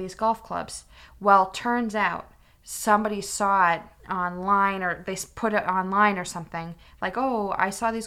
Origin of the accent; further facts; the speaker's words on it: Massachusetts, United States; I'm from Massachusetts